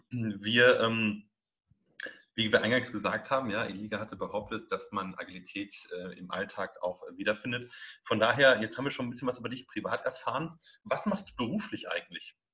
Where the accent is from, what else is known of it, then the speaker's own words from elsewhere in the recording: North Rhine-Westphalia, Germany; born there; also bei uns ist es in, in, ich bin ja gebürtiger Westfale, da ist es immer so